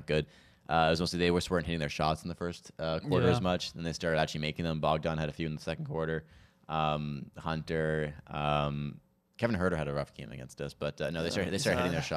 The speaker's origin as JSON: {"language": "English", "town": "St. Andrews", "country": "Canada", "tie": "born or raised there", "said": "my hometown of St. Andrews"}